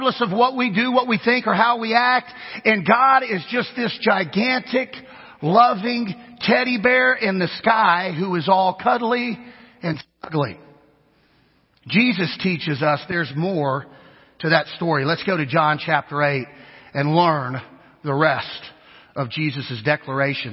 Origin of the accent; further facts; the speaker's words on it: Kansas, United States; if we're from Kansas, which is where I'm from, I'm Kansan.